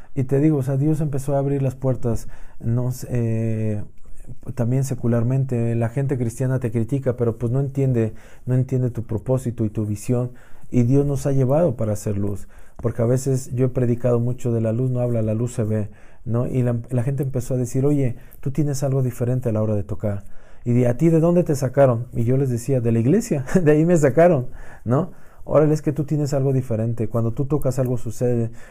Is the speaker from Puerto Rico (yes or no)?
no; Mexico; como mexicano, el poder representar a tu país